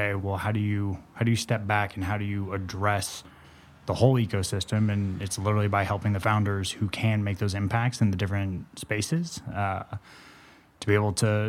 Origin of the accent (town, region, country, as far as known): Santa Monica, California, United States; born or raised there